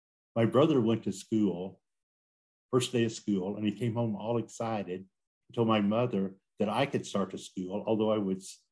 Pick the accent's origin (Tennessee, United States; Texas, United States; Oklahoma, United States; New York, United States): Oklahoma, United States; Westville; also born or lived in Adair County, Oklahoma; now in Oklahoma City, United States; I'm originally from the Cherokee Nation portion of Eastern Oklahoma. The main town was Westville, which is only 2 miles from the Arkansas border. But I was born on my grandfather's Cherokee allotment, which is on the Illinois River in far northwestern